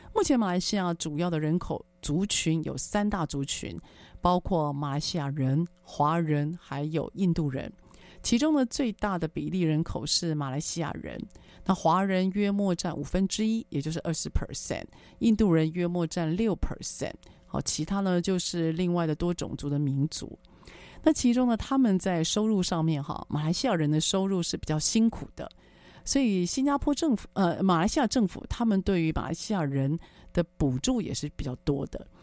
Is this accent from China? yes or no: no; Taiwan; 在我们台湾这边，大家讲英文的机会不是特别多